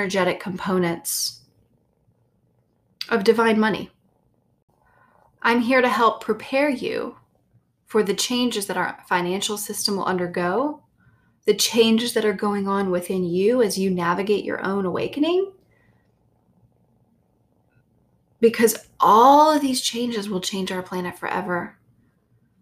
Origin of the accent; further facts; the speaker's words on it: the South, United States; I grew up in the South with a loving family